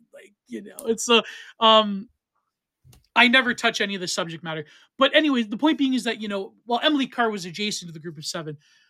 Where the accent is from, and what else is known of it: Canada